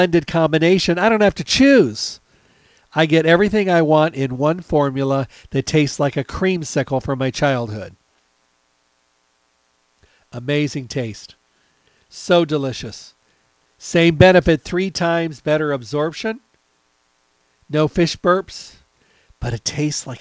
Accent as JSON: {"language": "English", "region": "Midwest", "country": "United States", "tie": "born or raised there", "said": "I was raised in the Midwest"}